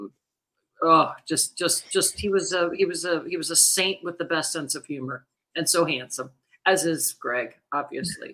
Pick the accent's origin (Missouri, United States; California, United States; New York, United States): Missouri, United States; I'm from Missouri